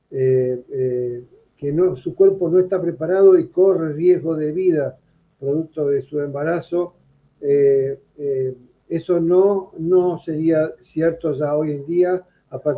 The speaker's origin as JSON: {"language": "Spanish", "country": "Argentina"}